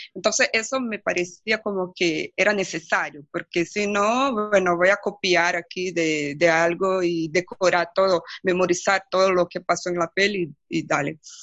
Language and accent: Spanish; Brazil; first language Portuguese; Spanish is a second language; en portugués, mi, mi lengua madre